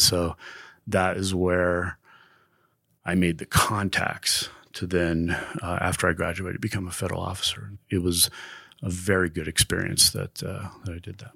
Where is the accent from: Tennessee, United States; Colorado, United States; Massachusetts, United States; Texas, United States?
Colorado, United States; Westminster; also born or lived in Denver; Lived in Denver all my life, really Westminster is where I grew up.